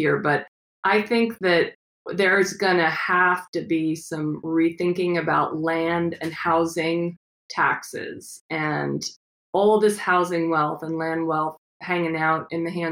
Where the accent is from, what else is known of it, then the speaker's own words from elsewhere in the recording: Midwest, United States; I grew up in the Midwest